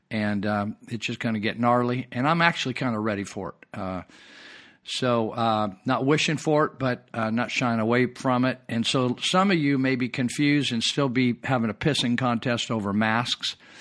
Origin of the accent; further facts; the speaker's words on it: United States; As American